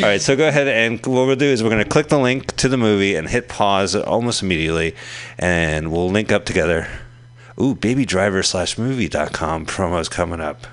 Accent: Montclair, New Jersey, United States; moved away; in my hometown of Montclair, New Jersey

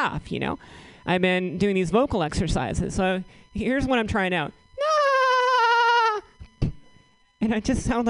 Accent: southeastern Virginia, United States; moved away; I'm originally from the South. Grew up in southeastern Virginia

